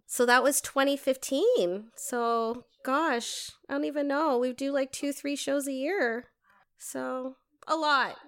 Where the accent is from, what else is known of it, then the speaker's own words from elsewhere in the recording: Toronto, Ontario, Canada; moved away as an adult; now in Windsor, Canada; I'm originally from Toronto. I wasn't born here.